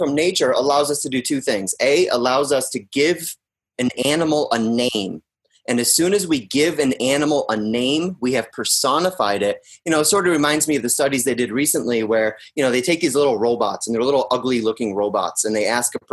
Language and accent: English; Pittsfield, Massachusetts, United States; moved away; I'm from Pittsfield, Mass, which is in Western